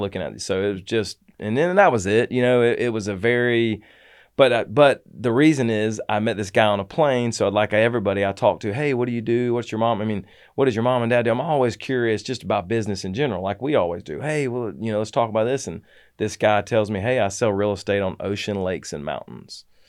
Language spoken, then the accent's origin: English; Atlanta, Georgia, United States; moved away; I'm from Atlanta